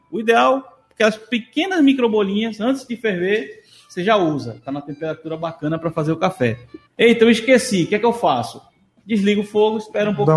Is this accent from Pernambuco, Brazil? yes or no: yes; Moreno, Pernambuco, Brazil; eu sou de Moreno